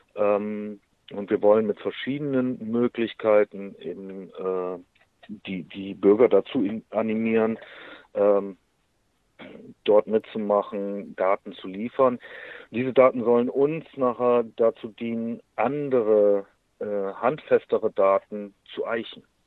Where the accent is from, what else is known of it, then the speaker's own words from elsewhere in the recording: Germany; bei uns in Deutschland